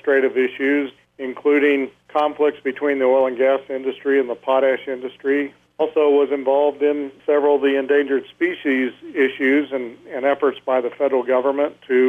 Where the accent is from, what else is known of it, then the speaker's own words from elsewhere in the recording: Clovis, New Mexico, United States; also born or lived in Roswell, New Mexico / California; I was born and raised here in southeast New Mexico. I was actually born in Roswell. I grew up in Clovis, New Mexico